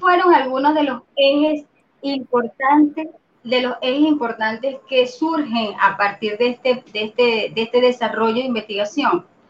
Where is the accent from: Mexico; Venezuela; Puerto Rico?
Venezuela; soy venezolana, eh, soy ingeniero de sistema, por supuesto, tengo 48 años de edad, mm, no soy de las que se estresan cuando dicen la edad, orgullosamente de 48 años, eh, toda mi vida acá en Venezuela